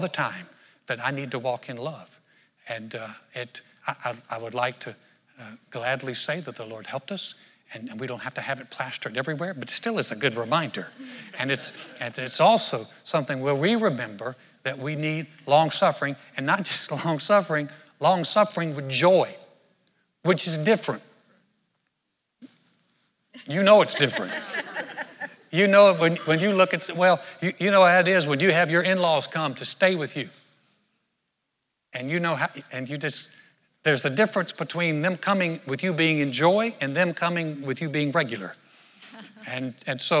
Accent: North Carolina, United States; where I grew up in North Carolina

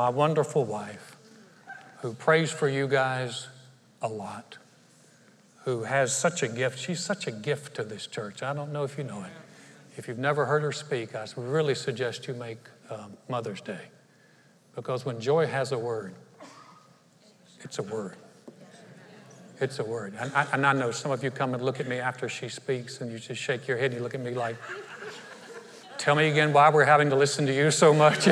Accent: North Carolina, United States; moved away as an adult; now in Conroe, United States; my home state, it really is beautiful. North Carolina is absolutely beautiful.

